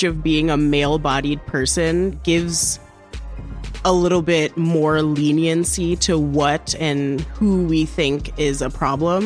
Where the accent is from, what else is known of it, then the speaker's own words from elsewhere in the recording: Trinidad & Tobago; moved away; also born or lived in Vermont; I'm from Trinidad